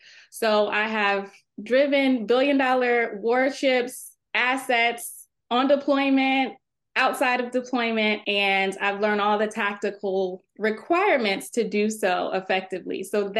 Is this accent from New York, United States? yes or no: no; Texas, United States; I was at the time working at the Texas State Capitol. I'm from Texas, and I had graduated from college.